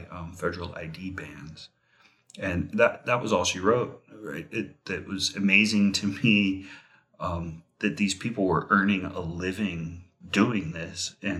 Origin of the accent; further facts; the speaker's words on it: Las Vegas, Nevada, United States; I grew up in Las Vegas before it had a million people.